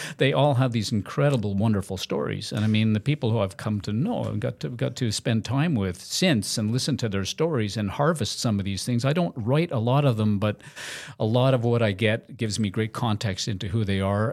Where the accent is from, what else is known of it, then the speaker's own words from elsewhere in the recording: Montreal, Quebec, Canada; as a kid growing up in Montreal